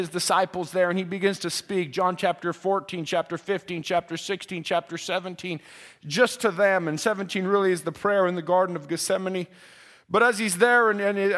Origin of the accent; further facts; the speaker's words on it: Canada; We thank God for the rights that we have as a Canadian